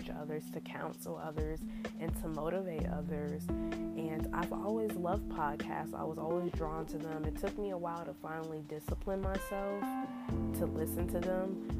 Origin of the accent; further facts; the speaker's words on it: Raleigh, North Carolina, United States; I am from Raleigh, North Carolina, born and raised.